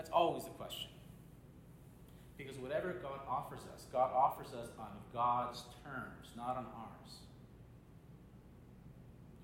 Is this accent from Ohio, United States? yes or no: no; Little Rock, Arkansas, United States; moved away; I spent a lot of my life there, and when I was living in Little Rock, Arkansas, my elementary school was Martin Luther King Jr. Elementary